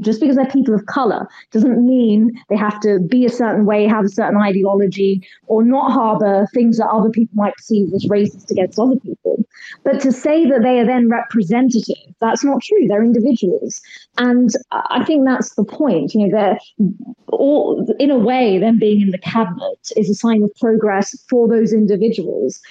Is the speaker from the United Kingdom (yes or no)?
yes; United Kingdom; I'm Indian. My parents are from Kenya, India. I was born and brought up here